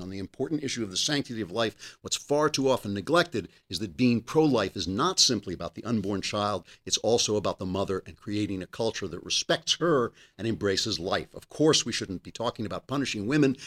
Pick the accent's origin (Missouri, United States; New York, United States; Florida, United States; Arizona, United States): New York, United States; I'm a New Yorker